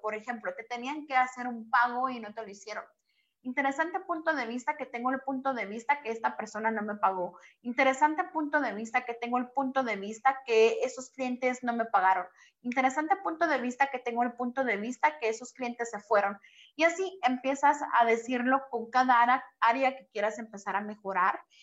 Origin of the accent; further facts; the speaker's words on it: Guatemala; now in Mexico; yo soy de Guatemala y radico en México